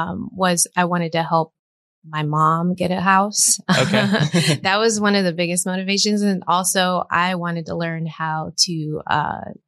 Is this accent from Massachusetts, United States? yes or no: no; Fort Myers, Florida, United States; moved away as an adult; I'm originally from Florida, Fort Myers, Florida, small little town.